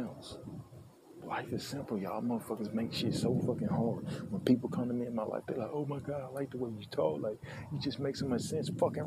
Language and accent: English; United States; I'm an American